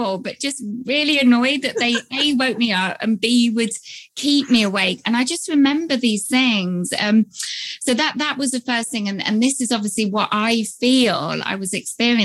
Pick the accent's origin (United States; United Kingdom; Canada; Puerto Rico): United Kingdom; I'm here based in the UK, as you can probably tell from my accent.